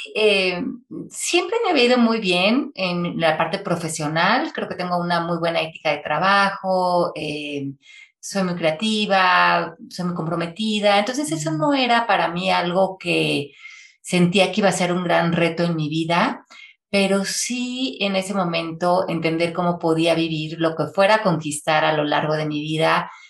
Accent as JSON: {"language": "Spanish", "region": "Mexico City", "country": "Mexico", "tie": "born or raised there", "also_born_or_lived": "Miami, United States", "moved": "as an adult", "said": "yo nací en la Ciudad de México, y viví ahí hasta los 28 años"}